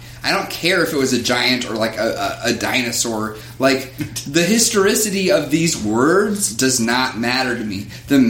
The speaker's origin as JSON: {"language": "English", "region": "Kentucky", "country": "United States", "tie": "born or raised there", "said": "Hey, bro, I grew up in Kentucky, like, 30 minutes from the Creation Museum."}